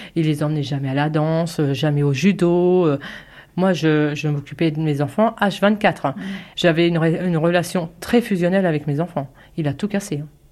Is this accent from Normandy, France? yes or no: yes; Longny-au-Perche, Normandy, France; also born or lived in Alençon; j'ai fait toutes mes classes ici, le collège, la primaire, tout.